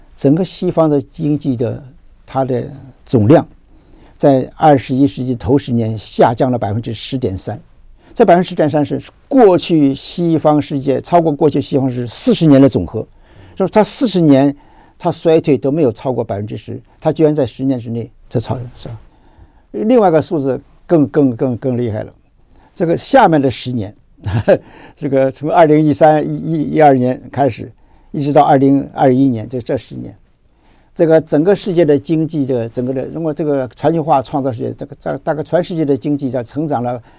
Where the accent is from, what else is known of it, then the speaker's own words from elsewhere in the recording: Taiwan; 我们台湾的人今天要有这个智慧